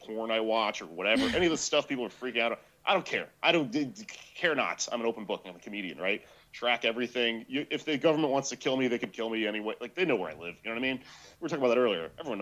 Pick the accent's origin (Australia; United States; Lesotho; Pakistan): United States; Austin, Texas; moved away as an adult; now in New York, United States; I'm from Austin